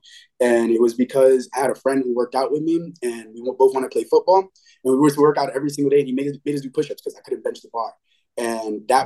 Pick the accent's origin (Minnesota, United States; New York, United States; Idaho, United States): New York, United States; New York City; moved away as an adult; now in Orlando, United States; I grew up in the Bronx, lived in the Bronx for 18 years.